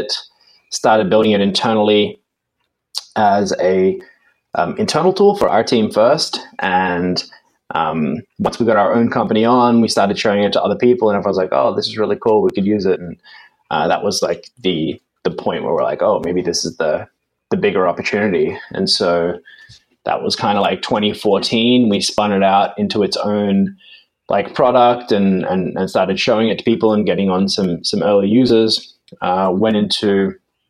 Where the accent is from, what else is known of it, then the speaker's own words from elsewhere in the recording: Australia; now in London, United Kingdom; I'm actually originally from Australia.